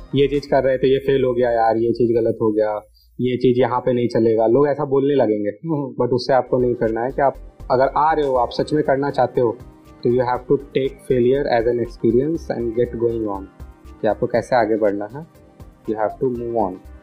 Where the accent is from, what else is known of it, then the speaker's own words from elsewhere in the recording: Patna, Bihar, India; मेरे पास पटना के रिसोर्सेज थे मैं पटना से बिलोंग करता था मेरे पास एक घर था